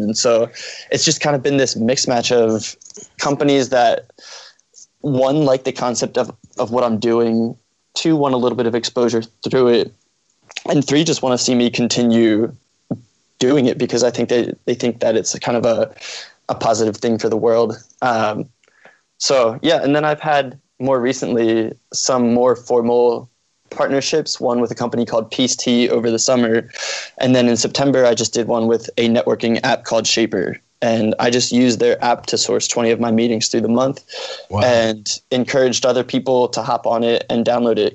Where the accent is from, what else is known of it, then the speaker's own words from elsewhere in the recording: Norristown, Pennsylvania, United States; also born or lived in Philadelphia, Pennsylvania; I'm originally from Norristown, Pennsylvania